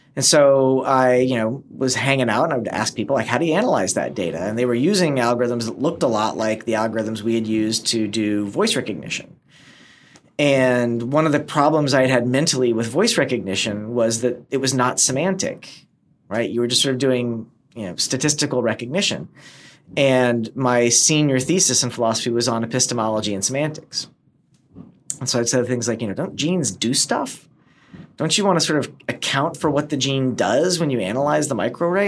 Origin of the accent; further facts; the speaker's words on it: East Tennessee, United States; moved away; also born or lived in upstate New York / Yugoslavia; I was born in upstate New York, and we moved to uh, the former Yugoslavia for a while, and then settled in East Tennessee, which is where I went, you know, from kindergarten all through high school